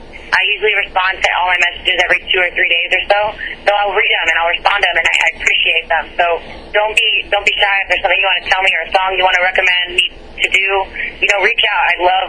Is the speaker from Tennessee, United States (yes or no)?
yes; Nashville, Tennessee, United States; I came from Nashville, and it's crazy to me how many people know that guy.